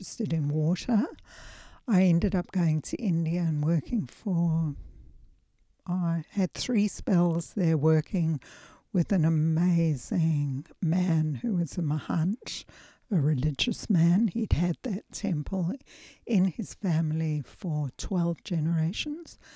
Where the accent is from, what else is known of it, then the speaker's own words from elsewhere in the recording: South Africa; now in Australia; I come from South Africa